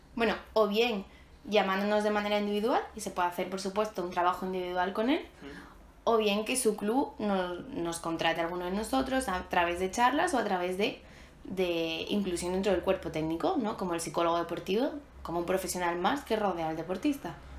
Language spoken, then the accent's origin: Spanish; Málaga, Andalusia, Spain; soy de Málaga